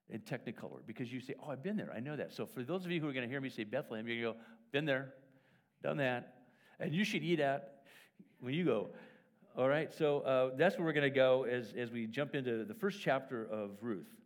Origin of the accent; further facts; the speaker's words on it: Wales, United Kingdom; born there; First of all, I open it up and it's written in Welsh, which is really helpful but I was born in Wales, and so it's wow, this is interesting.